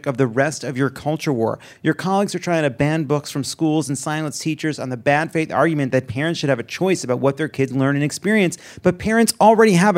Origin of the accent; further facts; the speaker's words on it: Syosset, New York, United States; I'm a Syosset boy